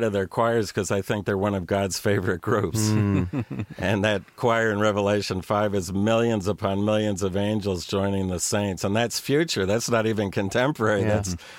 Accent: New York, United States; where I come from, where I was born in New York

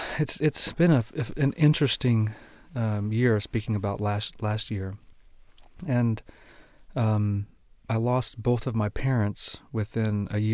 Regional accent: Argentina; it's a bit more complicated than that, because I was raised in Argentina, and my folks were missionaries. And I really was sent away to a boarding school at age 7.

